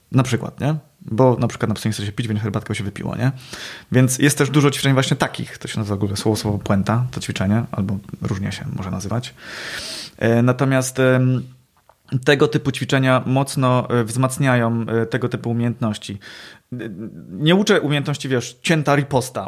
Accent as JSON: {"language": "Polish", "area": "Poznań area", "region": "Greater Poland", "country": "Poland", "accent": "Poznań melody"}